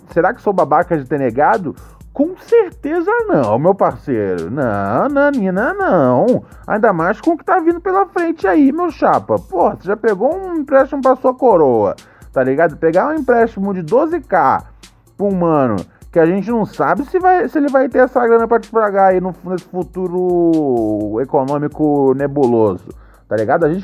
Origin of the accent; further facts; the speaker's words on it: Rio de Janeiro, Brazil; sou daqui do bairro do Caxambi, Meyer, no Rio.